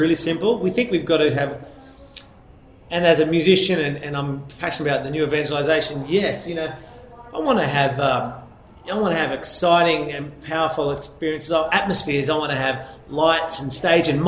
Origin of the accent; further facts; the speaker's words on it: Australia; growing up in Australia as a young Catholic guy out in a small town